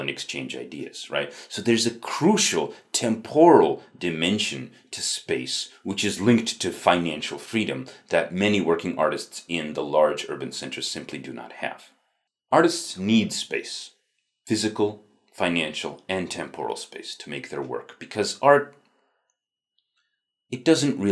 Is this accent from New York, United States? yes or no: yes; upstate New York, United States; I grew up in the Rust Belt of upstate New York.